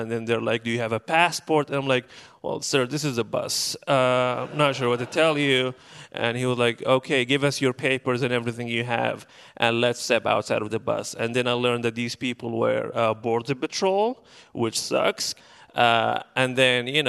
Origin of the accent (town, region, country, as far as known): Benghazi, Cyrenaica, Libya; moved away as an adult; now in Portland, United States